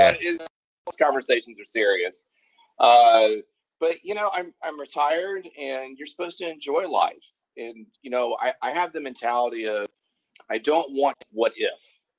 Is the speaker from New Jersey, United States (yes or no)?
yes; Lakewood, New Jersey, United States; born there; now in California, United States; I've been in California for over 30 years, but I was born in Lakewood, New Jersey.